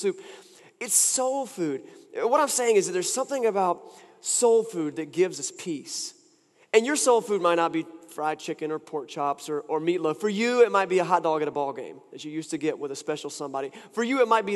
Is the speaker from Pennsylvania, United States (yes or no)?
no; Wilson, North Carolina, United States; moved away; I was in my hometown and I got to take part in a time-honored event for anyone who's from Wilson, North Carolina